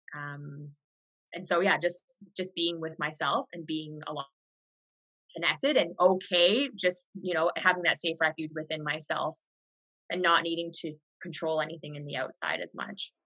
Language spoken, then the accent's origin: English; far northwest British Columbia, Canada; moved away; I grew up in a really unique part of Canada. It's very remote. It's on the border of Alaska and far northwest British Columbia.